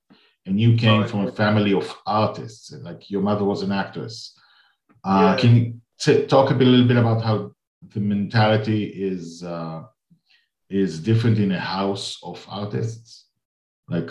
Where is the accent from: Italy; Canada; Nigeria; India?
Nigeria; I'm from Nigeria